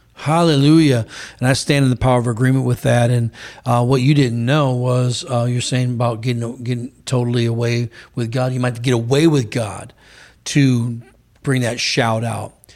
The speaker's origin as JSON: {"language": "English", "country": "United States", "said": "us as American citizens"}